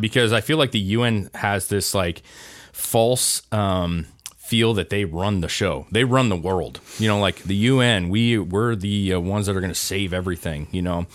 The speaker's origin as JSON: {"language": "English", "country": "United States", "said": "we, as an American country"}